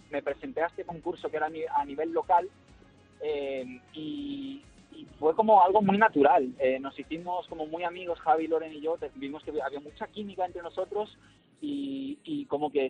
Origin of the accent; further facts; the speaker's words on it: Marbella, Andalusia, Spain; moved away as an adult; now in Madrid, Spain; Yo soy el andaluz del grupo